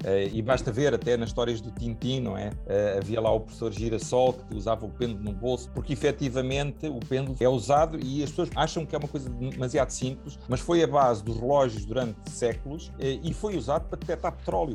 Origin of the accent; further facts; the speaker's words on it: Portugal; como português